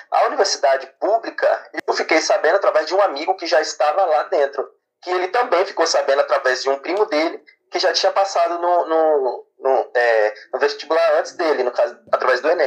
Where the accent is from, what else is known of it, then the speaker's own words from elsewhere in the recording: São Mateus, Espírito Santo, Brazil; moro em São Mateus, né, nasci nascido aqui